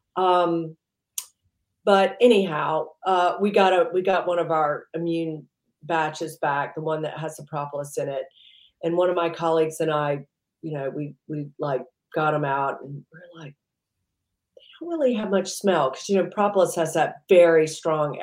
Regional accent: Mississippi, United States; also born or lived in New York; now in United Kingdom; I grew up in the deep south. I grew up in Mississippi.

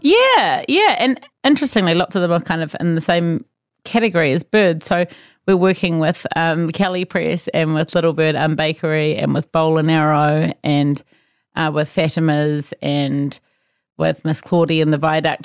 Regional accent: Auckland, New Zealand; also born or lived in Otago; I grew up in Auckland

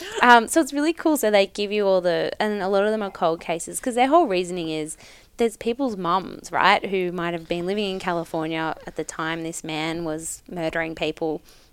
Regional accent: Australia; as an Australian person

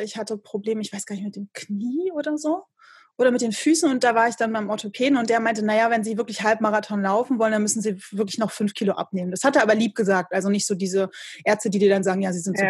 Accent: Rostock, Mecklenburg-Vorpommern, Germany; hier in meiner Heimatstadt

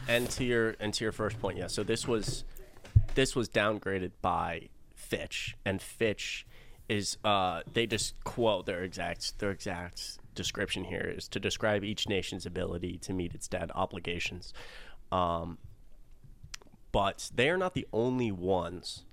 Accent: Atlanta, Georgia, United States; I'm from Atlanta, I live in Atlanta.

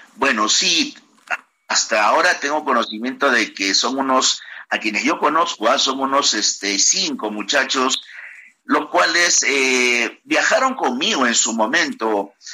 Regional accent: Peru; moved away as an adult; also born or lived in Ukraine / New York

